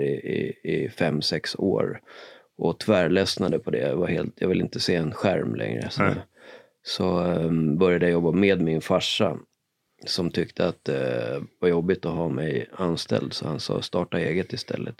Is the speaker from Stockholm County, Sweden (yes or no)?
yes; Sollentuna, Stockholm County, Sweden; now in Stockholm, Sweden; Jag och Marcus här är uppvuxna i Sollentuna tillsammans